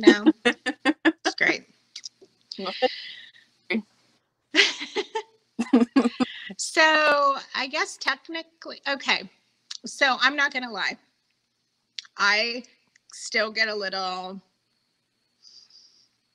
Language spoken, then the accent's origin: English; Oklahoma, United States; I grew up in the middle of nowhere, only about a half hour, 45 minutes from where Carrie grew up